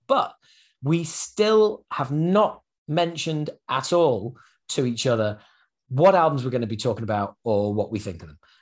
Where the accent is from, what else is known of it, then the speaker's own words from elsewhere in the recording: England, United Kingdom; being an Englishman